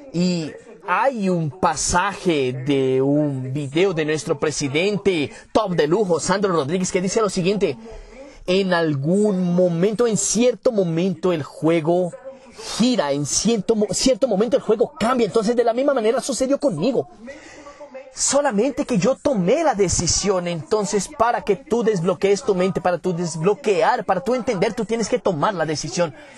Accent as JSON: {"language": "Spanish", "town": "Caruaru", "region": "Pernambuco", "country": "Brazil", "tie": "born or raised there", "said": "yo soy natural de Caruaru, Pernambuco"}